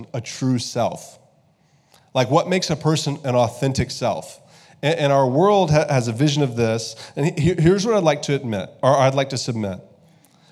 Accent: United States; I love being an American

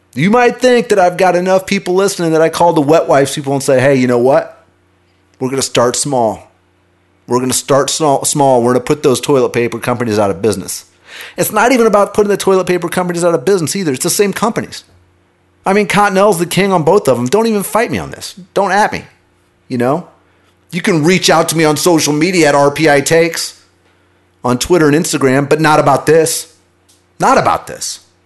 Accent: Kansas City, United States; I grew up in Kansas City.

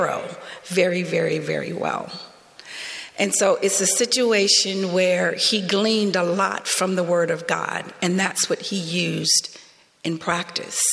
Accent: the southern United States, United States; accent: twang; moved away as an adult; now in Canada; Being African-American from the southern United States, growing up in the South for most of my life

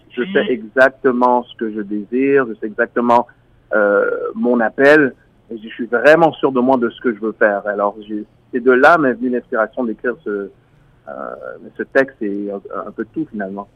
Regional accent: Montreal, Quebec, Canada; moi je suis d'origine haïtienne, je suis né à Montréal

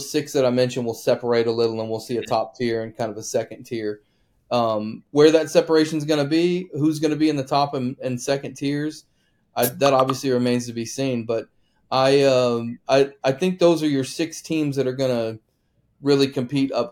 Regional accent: Ulysses, Kansas, United States; I was born in Ulysses, Kansas, so I'm from the Sunflower State

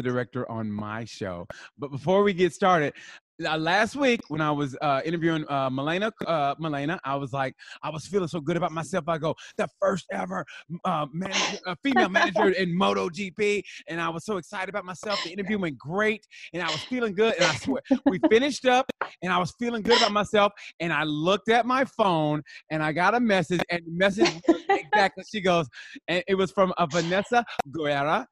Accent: United States; we're American

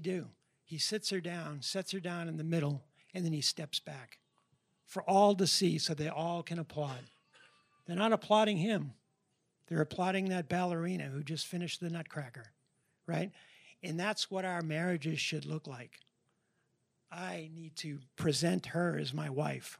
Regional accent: New Hampshire, United States; moved away as an adult; also born or lived in Boston area; now in Tennessee, United States; We're from New Hampshire originally.

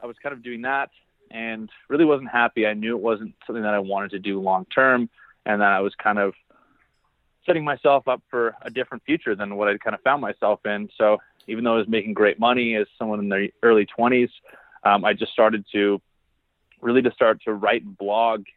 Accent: Barrie, Ontario, Canada; I actually grew up in Barrie, Ontario, Canada

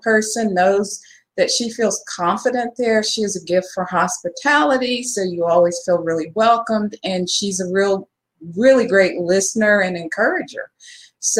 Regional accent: Dallas, Texas, United States; I grew up in Texas. I'm a native Texan, born and raised in Dallas

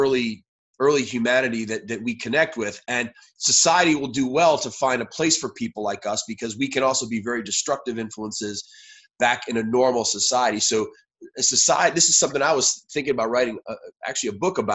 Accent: New York City, New York, United States; moved away as an adult; I was born in New York City.

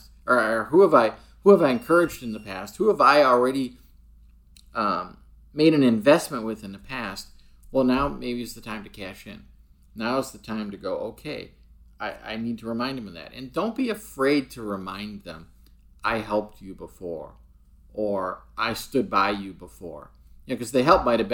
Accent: United States; I'm obviously an American

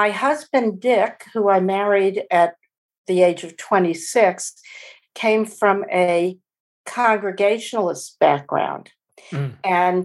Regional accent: New Orleans, Louisiana, United States; I grew up Jewish in New Orleans

